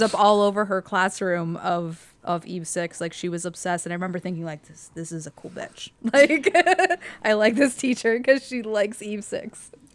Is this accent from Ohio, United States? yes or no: yes; Youngstown, Ohio, United States; moved away as an adult; also born or lived in Lakewood, Ohio; I'm from Youngstown